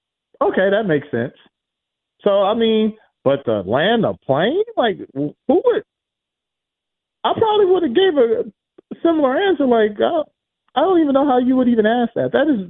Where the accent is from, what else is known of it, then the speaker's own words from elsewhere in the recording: Los Angeles, California, United States; Because I'm from South Central Los Angeles. So, you know, and I ended up at the University of South Dakota.